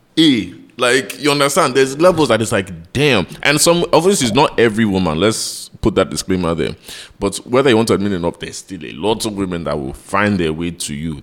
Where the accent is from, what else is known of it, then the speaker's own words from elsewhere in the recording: United States; also born or lived in London; now in Nigeria; I grew up in America